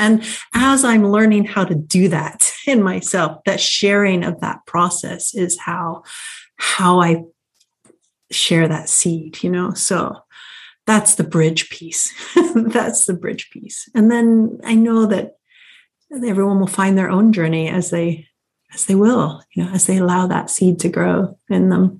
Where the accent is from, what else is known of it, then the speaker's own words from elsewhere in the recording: England, United Kingdom; I thought it was because I was an American growing up in England.